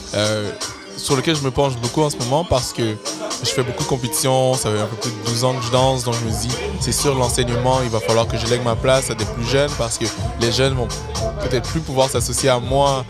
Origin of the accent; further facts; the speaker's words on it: Montreal, Quebec, Canada; j'ai grandi à Saint-Michel